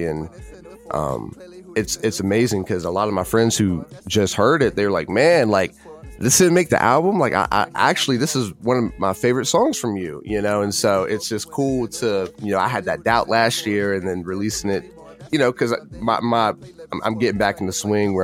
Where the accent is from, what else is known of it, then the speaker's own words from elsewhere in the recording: Virginia, United States; renovating an old segregated theater in my hometown